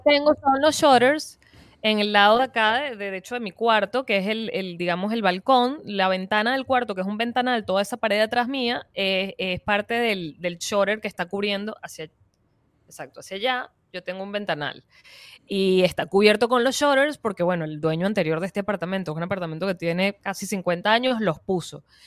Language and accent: Spanish; Venezuela; also born or lived in Florida, United States; now in United States; nosotros como venezolanos que ya estábamos viviendo aquí